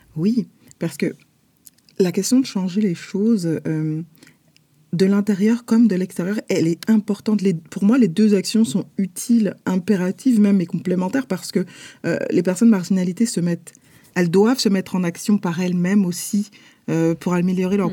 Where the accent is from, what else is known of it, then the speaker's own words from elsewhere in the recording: Paris, Île-de-France, France; moved away as an adult; now in Montreal, Canada; sommes nés et nous avons grandi à Paris, en France